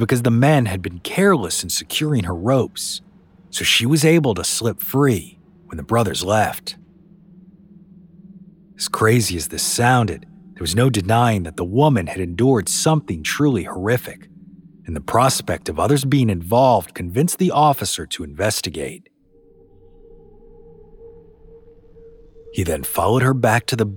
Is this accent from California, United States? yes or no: no; New Orleans, Louisiana, United States; my hometown of New Orleans